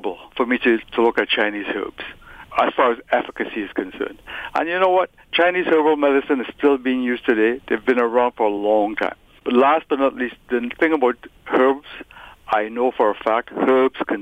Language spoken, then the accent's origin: English; Trinidad & Tobago; now in Toronto, Canada; I was born in Trinidad, raised in Trinidad